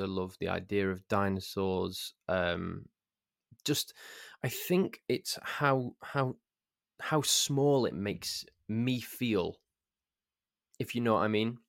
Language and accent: English; Crewe, North West England, United Kingdom; I'm from Crewe, and our local football team is called Crewe Alexandra. And when I was eleven years old, I was made a ball boy at Crewe Alexandra